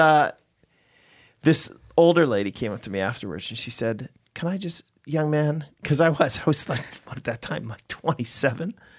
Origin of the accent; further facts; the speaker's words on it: United States; now in Canada; I'm an American working in Canada.